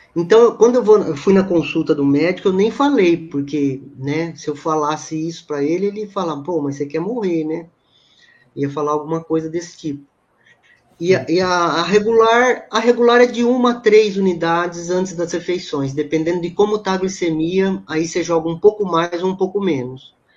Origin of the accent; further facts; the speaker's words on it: Campinas, São Paulo, Brazil; Eu moro em Campinas, né? Sou de Campinas.